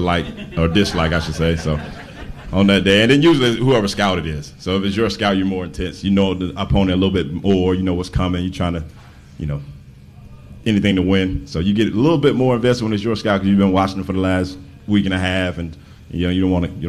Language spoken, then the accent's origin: English; Atlanta, Georgia, United States; also born or lived in Tennessee / England / China; now in Champaign, United States; I'm from Atlanta, Georgia